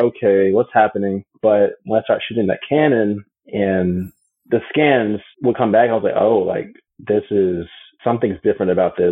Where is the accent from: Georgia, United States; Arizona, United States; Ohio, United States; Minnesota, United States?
Georgia, United States; Atlanta; also born or lived in Chicago, Illinois / New York; I'm from Chicago, but really raised in Atlanta. That's where I currently live.